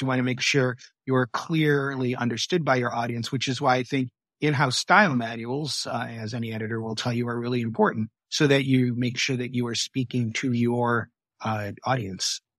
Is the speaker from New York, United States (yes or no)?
no; Michigan, United States; I grew up in Michigan